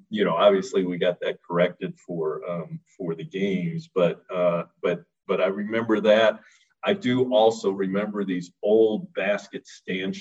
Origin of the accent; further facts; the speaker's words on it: Detroit, Michigan, United States; moved away as an adult; also born or lived in Middle Tennessee; being a Midwesterner, you know, being from the Detroit area. Again, I was a Midwesterner all my life.